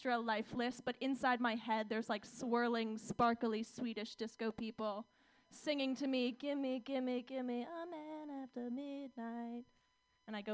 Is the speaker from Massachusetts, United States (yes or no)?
no; Orange County, California, United States; moved away; growing up in Orange County.